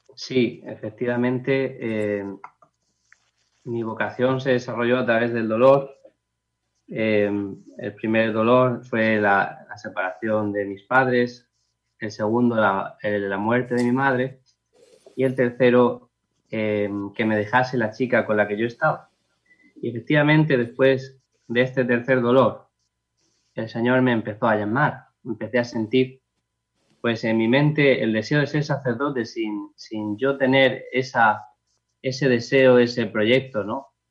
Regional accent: Los Alcázares, Region of Murcia, Spain; mi pueblo de los Alcázares

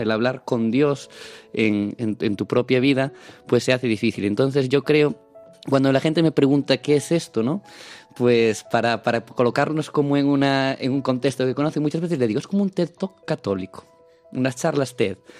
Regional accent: Palas de Rei, Galicia, Spain; yo soy de Palas de Rey, un pueblecito en la provincia de Lugo

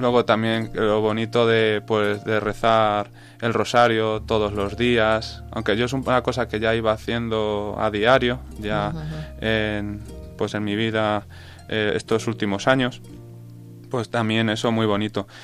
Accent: Cuenca, Castilla-La Mancha, Spain; also born or lived in Mota de Altarejos; soy de aquí de Cuenca

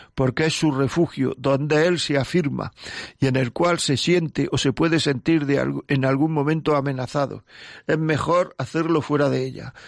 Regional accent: Granada, Andalusia, Spain; Yo también soy de Granada.

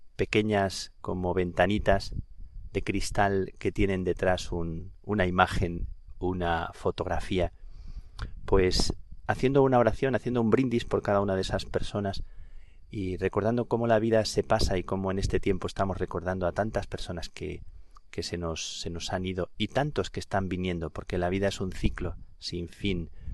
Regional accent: Plasencia, Extremadura, Spain; also born or lived in Dublin, Ireland; now in Madrid, Spain; en mi tierra, en el Valle del Jerte, en Plasencia

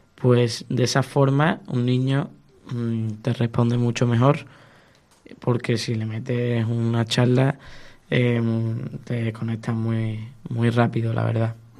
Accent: Seville, Andalusia, Spain; yo soy de Sevilla, España

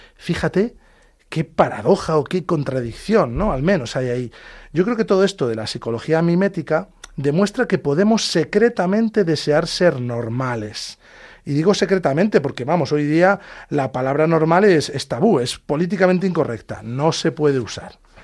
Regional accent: Talavera de la Reina, Castilla-La Mancha, Spain; Nacimos y vivimos en Talavera de la Reina, provincia de Toledo.

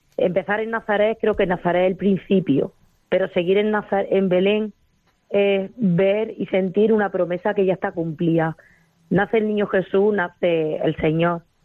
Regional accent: Arjonilla, Andalusia, Spain; now in Torre del Campo, Spain; Me crié en Arjonilla, en un colegio de monjas

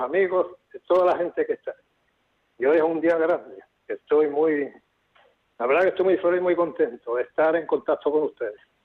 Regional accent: Almería, Andalusia, Spain; now in Lanzarote, Spain; Soy un almeriense que vive en Lanzarote

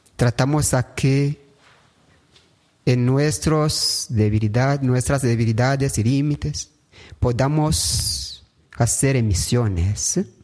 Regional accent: Rwanda; Hago mi pastoral aquí en mi país, en Ruanda

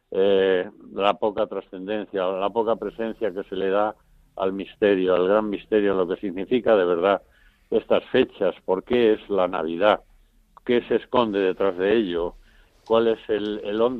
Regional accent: Valdemoro, Community of Madrid, Spain; don Lorenzo, que era el párroco de mi pueblo, de Valdemoro

